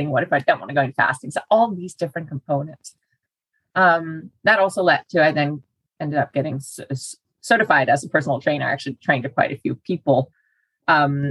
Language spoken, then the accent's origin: English; Denmark; moved away as an adult; now in United States; I'm born and raised in Denmark